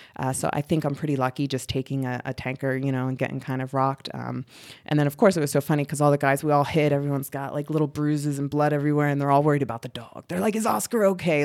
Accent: Reading, Pennsylvania, United States; I grew up in Reading, Pennsylvania, so I'm from the East Coast

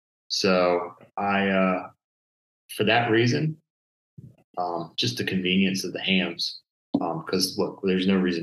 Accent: Maryland, United States; Growing up in the Maryland area

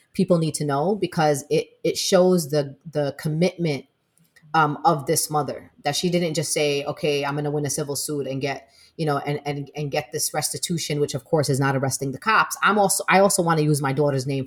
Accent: New York City, New York, United States; I'm from Brooklyn

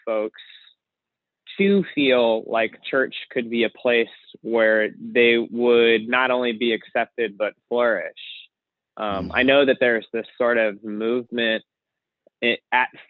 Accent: Baltimore, Maryland, United States; moved away; I am originally from Baltimore, Maryland.

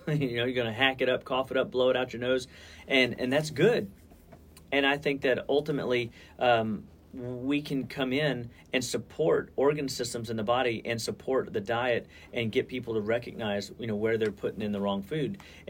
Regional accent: Deer Park, Texas, United States; I remember growing up, we could smell it was football weather.

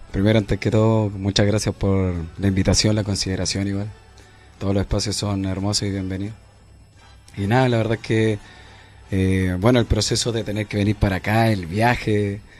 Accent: Santiago, Santiago Metropolitan Region, Chile; also born or lived in Licantén, Chile; En Lincantén. Y claro, nací allá y, y claro, pasó el tiempo, casi tres años más o menos, ya después llegué aquí a Santiago y obviamente caí justamente aquí a Renca

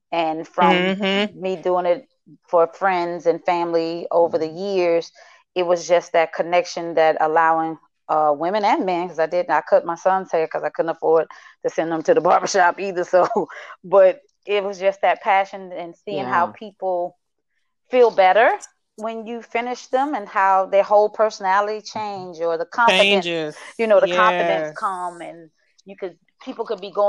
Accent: Shreveport, Louisiana, United States; moved away as an adult; now in Atlanta, United States; born and raised in Shreveport, Louisiana.

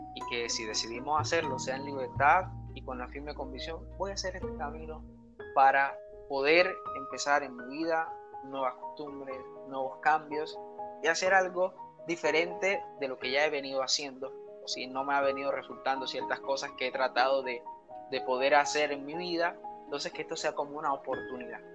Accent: San Antero, Córdoba, Colombia; soy seminarista de Colombia, de una región que se llama Córdoba, un municipio de, de, de San Antero

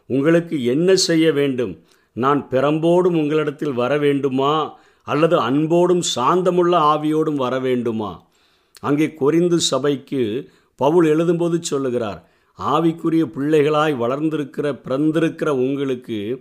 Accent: Tirunelveli district, Tamil Nadu, India; என்னுடைய சிறு வயதிலே என்னுடைய தாய் அவ்வளவு கண்டிப்பாக இந்த வசனங்களை படிப்பதிலே அத்தனை அக்கறை உடையவர்களாக இருப்பார்கள் அந்த ஞாயிற்றுக்கிழமைகள் வந்துவிட்டால் திருநெல்வேலி மாவட்டத்தை சேர்ந்த எங்களுக்கு

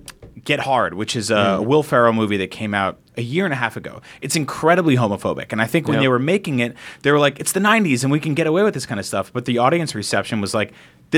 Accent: San Francisco, California, United States; I'm from San Francisco.

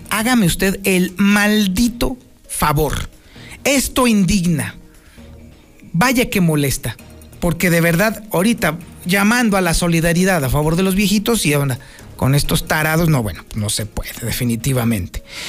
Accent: Mexico; somos mexicanos

